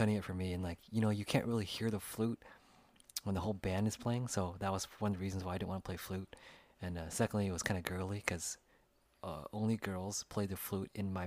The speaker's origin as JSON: {"language": "English", "country": "United States", "tie": "born or raised there", "said": "as an Asian American here, growing up in the United States"}